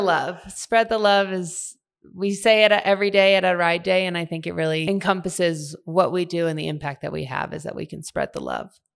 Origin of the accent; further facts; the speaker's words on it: Washington, District of Columbia, United States; moved away as an adult; now in Park City, United States; I grew up in Washington, D C, far from the mountains